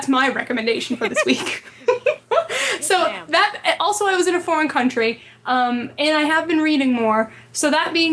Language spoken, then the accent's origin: English; United States; I'm American